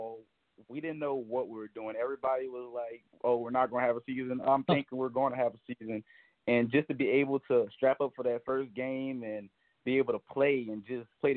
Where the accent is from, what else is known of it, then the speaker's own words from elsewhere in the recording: New Orleans, Louisiana, United States; I'm from New Orleans, Louisiana, so I grew up, you know, watching and liking the Saints